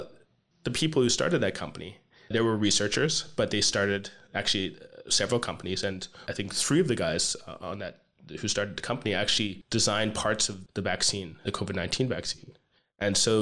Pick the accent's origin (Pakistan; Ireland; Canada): Canada; I am Canadian